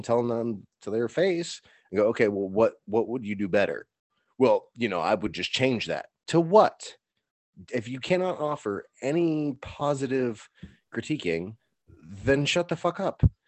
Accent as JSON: {"language": "English", "country": "United States", "said": "I'm an American"}